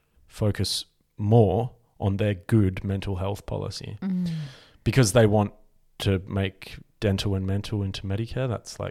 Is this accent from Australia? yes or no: yes; Australia; Like white, like I'm as Australian as you are you're not like bringing your like post-colonial apologetic ideals to my community.